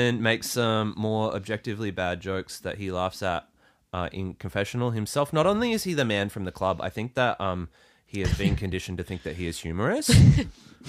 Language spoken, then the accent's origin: English; Ballina, New South Wales, Australia; I'm from Ballina, New South Wales